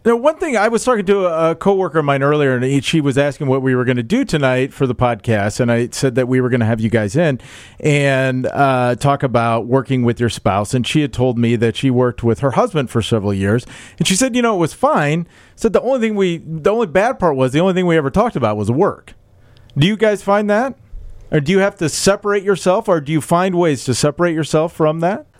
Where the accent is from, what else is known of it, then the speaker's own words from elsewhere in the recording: Des Moines, Iowa, United States; moved away; I'm from Des Moines.